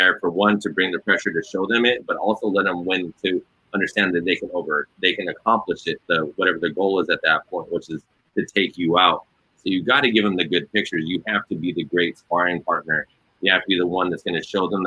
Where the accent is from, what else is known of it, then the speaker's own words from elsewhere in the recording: California, United States; I'm from California